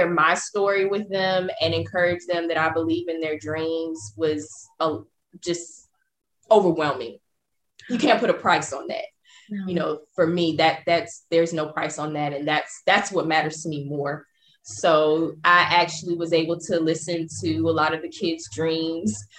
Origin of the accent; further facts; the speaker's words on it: the South, United States; growing up, I am from the South